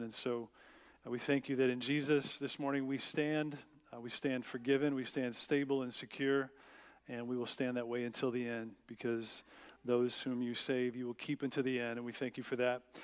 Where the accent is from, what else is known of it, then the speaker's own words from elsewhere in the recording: United States; as American Christians